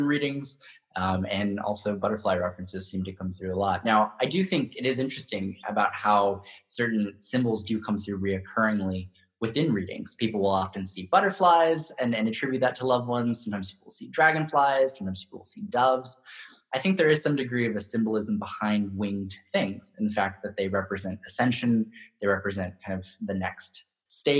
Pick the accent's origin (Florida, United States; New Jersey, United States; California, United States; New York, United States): California, United States; Hanford; I grew up in Central California in a really small town called Hanford